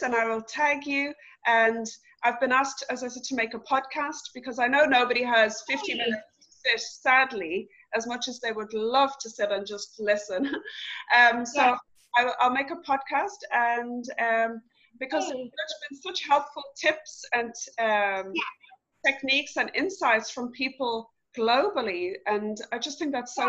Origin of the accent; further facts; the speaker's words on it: Dublin, Ireland; also born or lived in Galway; now in Barna, Ireland; I'm from Dublin, but I moved back to Galway, so I'm in Barna.